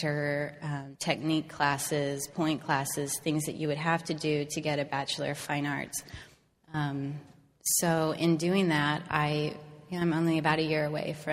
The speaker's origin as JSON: {"language": "English", "town": "Salt Lake City", "region": "Utah", "country": "United States", "tie": "born or raised there", "said": "I grew up in Salt Lake City, I'm a really big outdoors person"}